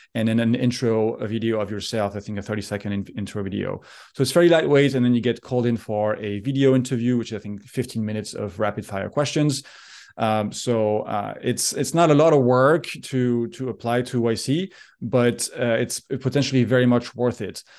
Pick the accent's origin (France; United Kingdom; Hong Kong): France; moved away as an adult; also born or lived in Geneva, Switzerland; now in United States; I'm originally from France. I grew up there, went to school there.